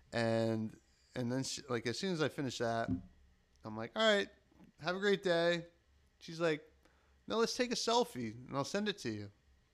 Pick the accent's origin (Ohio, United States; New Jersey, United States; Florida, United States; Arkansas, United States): New Jersey, United States; no, I'm from South Jersey.